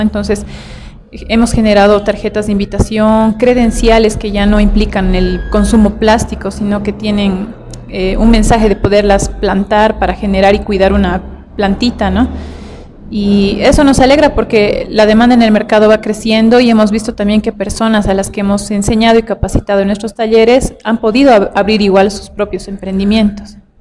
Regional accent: Tupiza, Potosí, Bolivia; also born or lived in La Paz; yo nací en Tupiza, esto está al sur de, Potosí, en Bolivia. Y pues yo crecí en un lugar bien sano

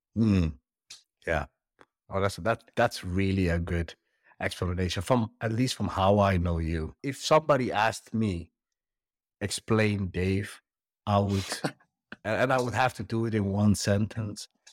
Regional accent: Netherlands; moved away as an adult; also born or lived in Somalia; moving as a little kid to the Netherlands, growing up there

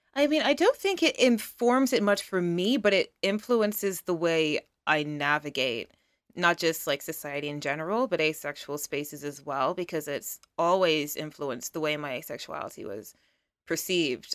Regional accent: United Kingdom; I am a British model

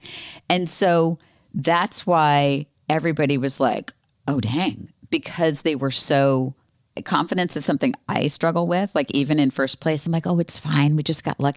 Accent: Florida, United States; I grew up in Florida

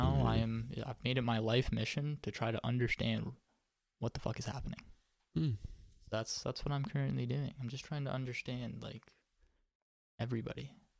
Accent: Canada; we're from Canada

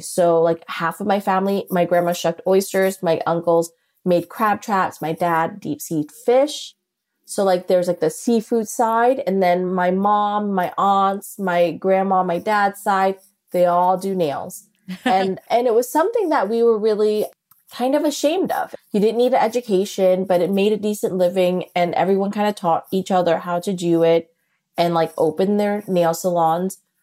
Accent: New Orleans, Louisiana, United States; I come from New Orleans

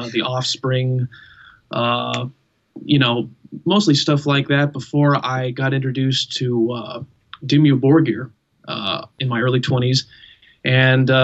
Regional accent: California, United States; I'm born in California, native Californian the whole way

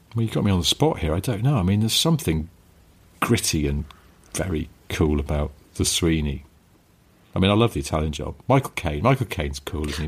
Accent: England, United Kingdom; I'm English

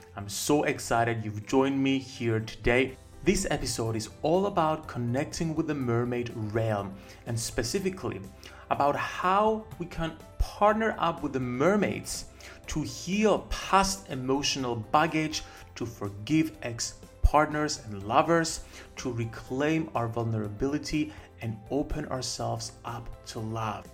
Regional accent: Cyprus; my home country of Cyprus

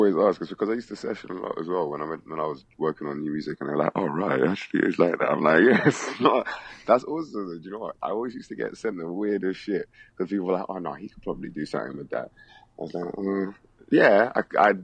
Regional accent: London, United Kingdom; I'm from London

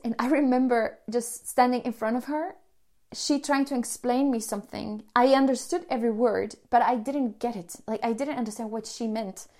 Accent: Colombia; moved away as an adult; also born or lived in Sweden; I'm from Colombia

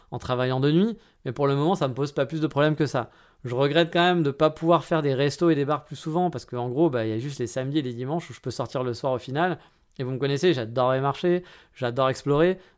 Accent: France; mais eh, je suis français, hein, eh, c'est normal

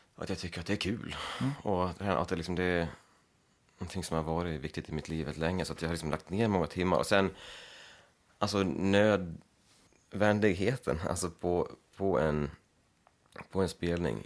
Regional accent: Leksand, Dalarna County, Sweden; moved away as an adult; also born or lived in Gagnef, Sweden; now in Brooklyn, United States; jag kommer från Leksand och jag har mina, jag har mina föräldrar och en syster här i, här i krokarna

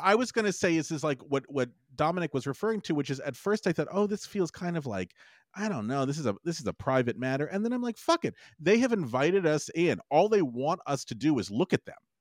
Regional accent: Los Angeles, California, United States; I grew up in Los Angeles

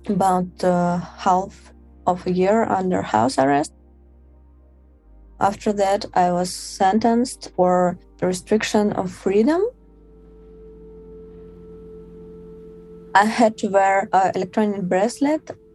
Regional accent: Moscow, Russia; I'm from Moscow.

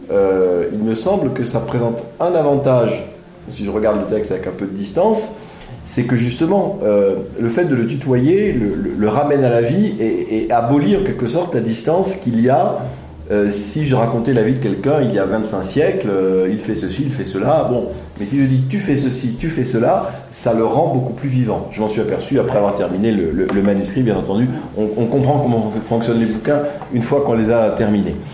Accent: Aix-en-Provence, Provence-Alpes-Côte d'Azur, France; moved away; je suis né à Aix-en-Provence, euh, enfin j'ai grandi à Aix-en-Provence

